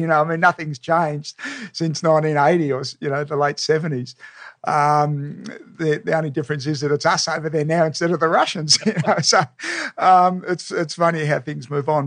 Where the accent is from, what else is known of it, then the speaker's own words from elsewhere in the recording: Melbourne, Victoria, Australia; I grew up in Melbourne.